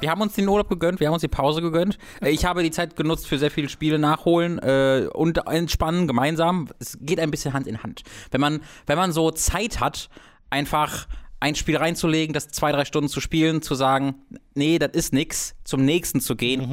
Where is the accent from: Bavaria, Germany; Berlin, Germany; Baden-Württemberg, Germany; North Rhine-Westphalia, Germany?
North Rhine-Westphalia, Germany; a village near Kevelaer; Kevela, ein Wallfahrtsort, also der ist in der Nähe von meinem Heimatdorf